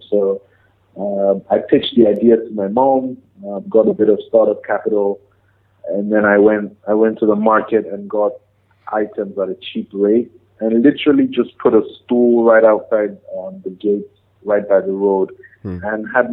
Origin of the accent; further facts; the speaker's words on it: Jos, Plateau, Nigeria; moved away as an adult; also born or lived in Lagos, Nigeria / United Kingdom; I come from Nigeria, come from Jos, precisely, Plateau State. I did my first 18 years of education in Nigeria